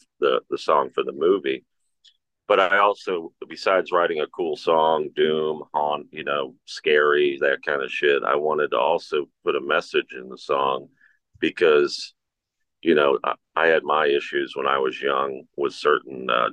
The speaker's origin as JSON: {"language": "English", "town": "Cincinnati", "region": "Ohio", "country": "United States", "tie": "born or raised there", "said": "my hometown show because I'm from Cincinnati"}